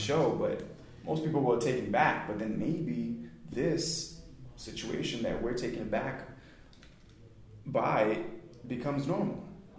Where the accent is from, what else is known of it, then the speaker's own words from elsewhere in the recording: Cape Verde; now in United States; growing up in Cape Verde, we say negro.